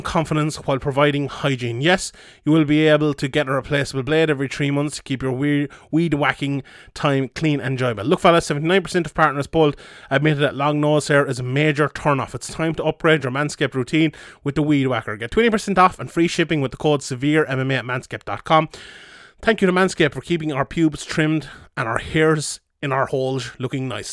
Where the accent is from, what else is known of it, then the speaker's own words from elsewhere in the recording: the Southwest, Southwest Ireland, Ireland; I'm from the Southwest myself